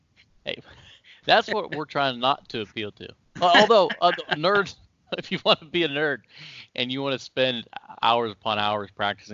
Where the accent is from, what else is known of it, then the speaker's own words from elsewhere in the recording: Ohio, United States; Yeah. Yeah, that's where I'm from. I'm still here, born and raised in Ohio.